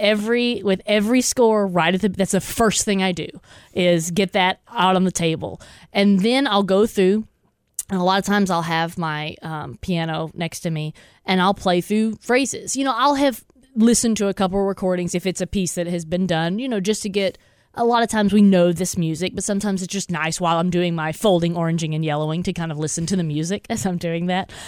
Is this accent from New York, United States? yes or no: no; Texas, United States; I grew up in Texas